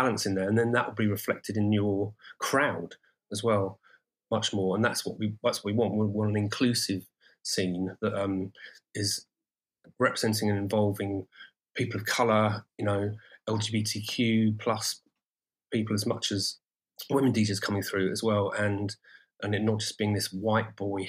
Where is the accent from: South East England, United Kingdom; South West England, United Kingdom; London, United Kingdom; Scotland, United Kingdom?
South East England, United Kingdom; Brighton; Brighton, my hometown